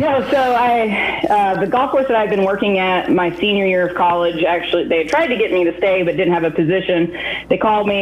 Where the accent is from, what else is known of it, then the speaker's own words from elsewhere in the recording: Black Mountain, North Carolina, United States; also born or lived in Birmingham, Alabama / Raleigh, North Carolina; I am originally from Black Mountain, North Carolina